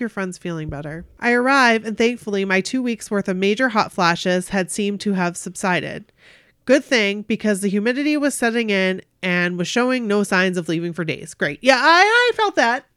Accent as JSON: {"language": "English", "region": "Maine", "country": "United States", "said": "we are from Maine"}